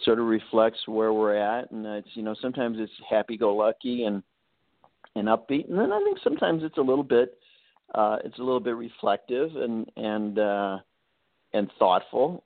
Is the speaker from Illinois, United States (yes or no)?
yes; Chicago, Illinois, United States; I grew up in Chicago